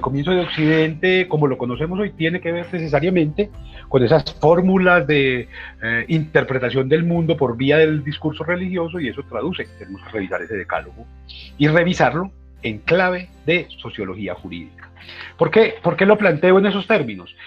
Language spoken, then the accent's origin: Spanish; Antioquia, Colombia